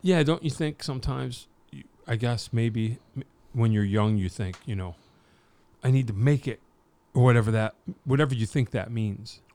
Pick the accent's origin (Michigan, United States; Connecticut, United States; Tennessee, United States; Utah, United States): Connecticut, United States; Wallingford; I'm from Wallingford. It's a small town